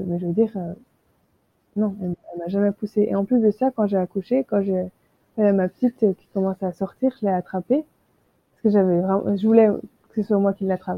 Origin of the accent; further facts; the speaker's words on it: France; moved away as an adult; also born or lived in Australia; now in Hawaii, United States; je suis française